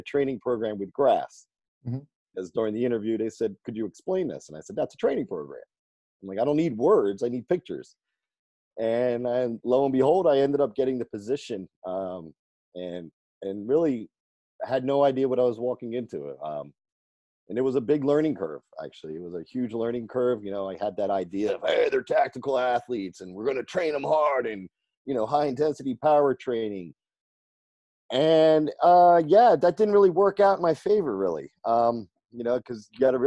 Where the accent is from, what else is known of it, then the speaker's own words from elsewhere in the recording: New Jersey, United States; moved away as an adult; now in California, United States; I'm originally from New Jersey. I moved to California in 03.